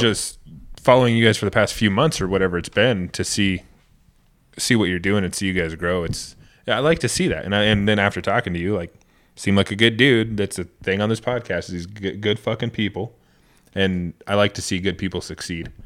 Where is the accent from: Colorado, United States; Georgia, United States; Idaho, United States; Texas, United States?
Idaho, United States; coming from Idaho, we're both born and raised in Idaho, man, it's totally different world.